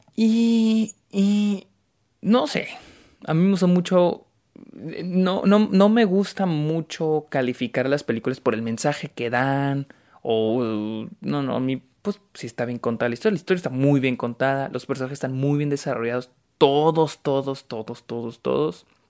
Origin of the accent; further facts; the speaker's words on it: Mexico; soy de México